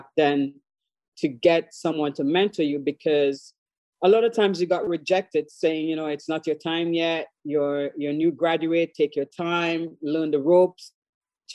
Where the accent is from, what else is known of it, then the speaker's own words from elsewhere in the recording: Tobago, Trinidad & Tobago; moved away as an adult; also born or lived in Washington, District of Columbia, United States; now in Maryland, United States; So originally, I am from Trinidad and Tobago, born and raised on the smaller of the two islands, which is Tobago